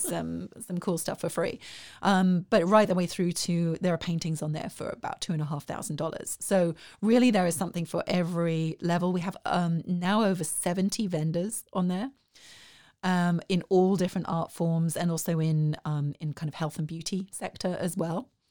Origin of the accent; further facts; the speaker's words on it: South East England, United Kingdom; moved away as an adult; also born or lived in Dundee, Scotland; now in Waco, United States; Originally, I grew up in the Southeast